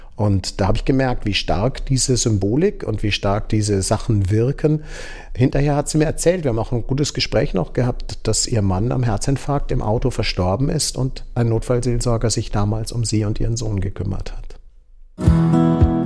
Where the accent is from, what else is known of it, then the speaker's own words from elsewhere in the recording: Starnberg, Bavaria, Germany; moved away as an adult; also born or lived in Tübingen / Kiel; now in Würzburg, Germany; ich kommen aus Oberbayern, ähm, sind in Starnberg aufgewachsen